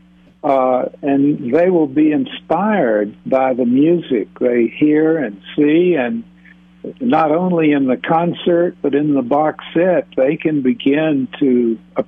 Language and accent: English; Vicksburg, Mississippi, United States; I grew up in Vicksburg on the river